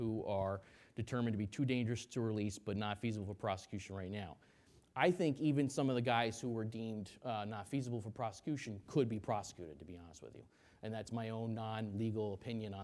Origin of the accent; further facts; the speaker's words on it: New York, United States; I'm a New Yorker, I'm from New York